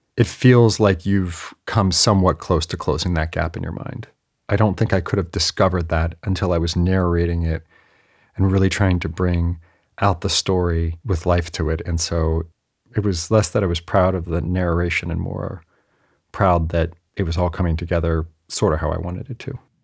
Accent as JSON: {"language": "English", "area": "the Bay Area", "region": "California", "country": "United States", "also_born_or_lived": "San Diego", "said": "I'm from the Bay Area, and I went to U C San Diego in nineteen ninety-five"}